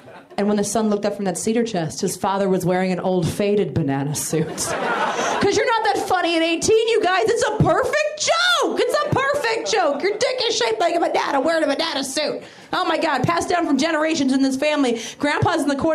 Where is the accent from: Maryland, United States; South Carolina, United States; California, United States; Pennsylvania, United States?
Maryland, United States; now in Los Angeles, United States; I'm originally from Maryland